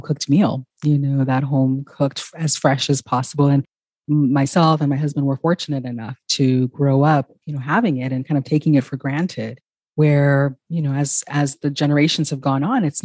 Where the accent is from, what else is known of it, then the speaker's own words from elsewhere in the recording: California, United States; growing up in California